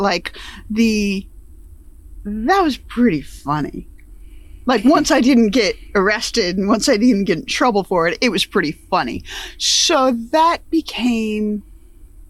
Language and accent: English; upstate New York, United States; we grew up in upstate New York, so my pattern and style of speech, my accent, is pretty much how people sounded there.